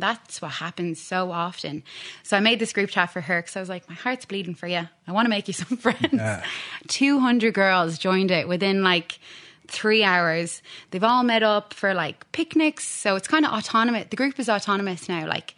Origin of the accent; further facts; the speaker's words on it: Dublin, Leinster, Ireland; moved away as an adult; now in Sydney, Australia; I'm from Dublin, Castleknock.